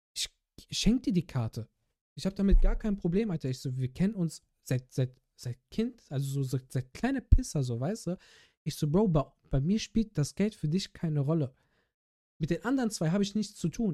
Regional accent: Bergisch Gladbach, North Rhine-Westphalia, Germany; moved away; meine alte Heimatstadt Bergisch Gladbach

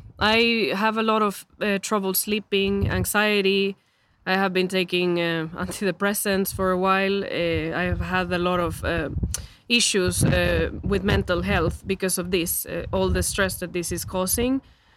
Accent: El Salvador; English is a second language; moved away as an adult; now in Sweden; I am from El Salvador. I've been in Sweden for around 7 years, and I've been on the work permit for almost 4 years.

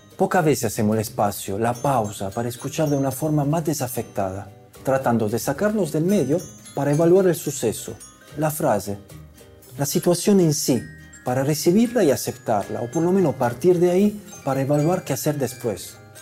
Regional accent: Italy; moved away; also born or lived in Andalusia; Yo soy italiano

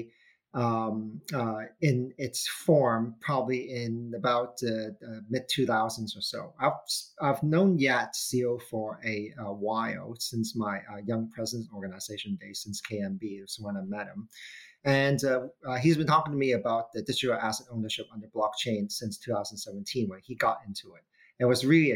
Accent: Hong Kong; I'm the good boy from Hong Kong, meaning, you know, so born and raised in Hong Kong

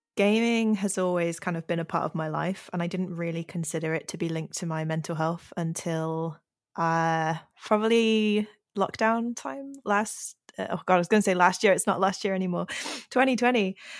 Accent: Yorkshire and the Humber, United Kingdom; moved away as an adult; also born or lived in Cornwall; I grew up in Yorkshire

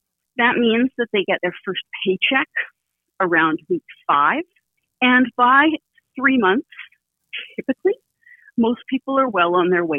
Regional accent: Canada; as a Canadian

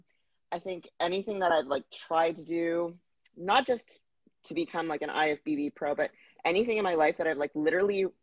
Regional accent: Plaster Rock, New Brunswick, Canada; moved away as an adult; also born or lived in Halifax / Ottawa / Vancouver; now in Toronto, Canada; I'm from a very small village. I actually didn't even live in the village. I lived outside of the village, called Plaster Rock, New Brunswick. So that's where I consider home

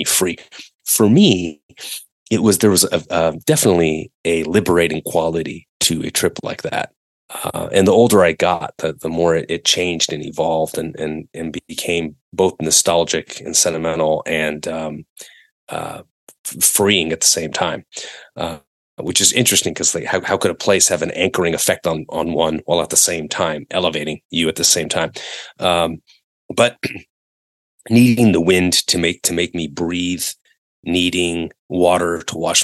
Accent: Northern California, United States; growing up in Northern California

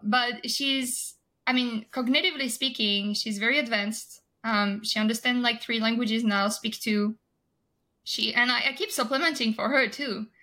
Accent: France; moved away as an adult; now in United States; I'm originally from France

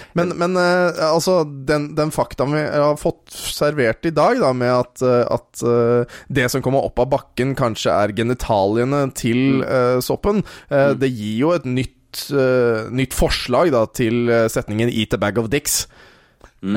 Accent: Våler, Norway; jeg er fra Våler

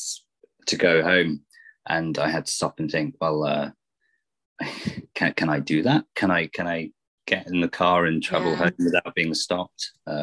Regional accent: North Cornwall, South West England, United Kingdom; moved away as an adult; now in Bristol, United Kingdom; I grew up in North Cornwall, where I lived until I was 21. And then I moved to Bristol

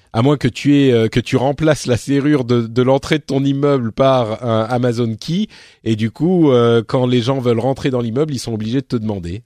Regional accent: Paris, Île-de-France, France; je suis parisien

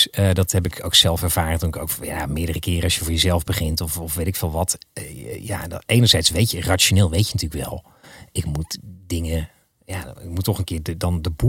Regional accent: Maasland, South Holland, Netherlands; Waar kom je van, Ja, ik kom uit Maasland.

